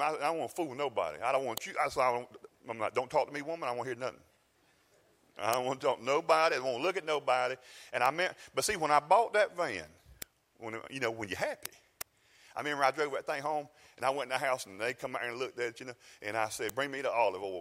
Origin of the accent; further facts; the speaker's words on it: South Georgia, United States; I'm from South Georgia